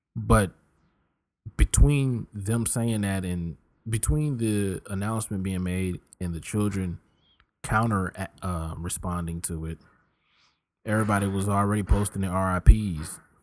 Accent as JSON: {"language": "English", "town": "Richmond", "region": "Virginia", "country": "United States", "tie": "born or raised there", "also_born_or_lived": "Philadelphia, Pennsylvania / Tulsa, Oklahoma", "moved": "yes", "said": "this East Coast boy who's born in Philly, raised in Richmond"}